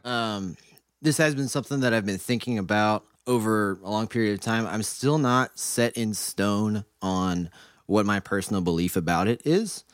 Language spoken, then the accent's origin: English; Mansfield, Ohio, United States; I grew up in Mansfield, Ohio